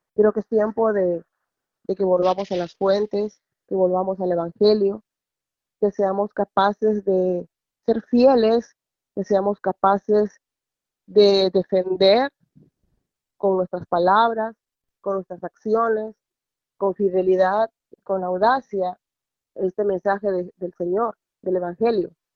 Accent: Peru; now in Virginia, United States; soy de Perú y vivo en Virginia

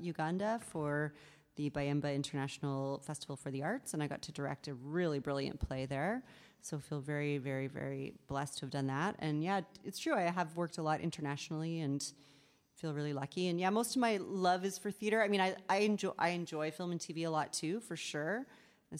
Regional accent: Southern Ontario, Canada; I was raised vegetarian in Southern Ontario

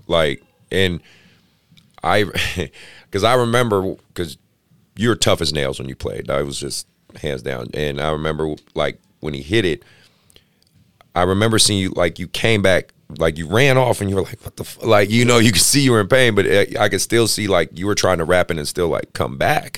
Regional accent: Oakland, California, United States; I grew up, you know, I grew up in Oakland

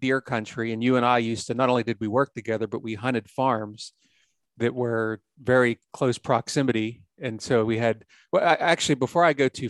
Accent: Pennsylvania, United States; also born or lived in Ohio; I love my home state of Pennsylvania

